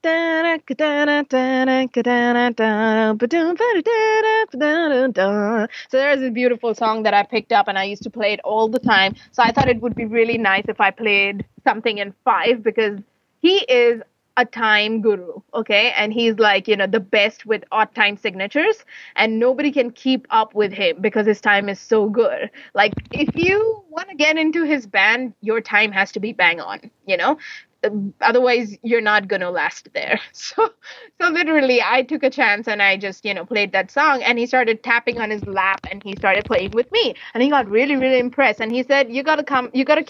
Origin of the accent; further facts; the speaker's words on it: Mumbai, Maharashtra, India; I'm from Mumbai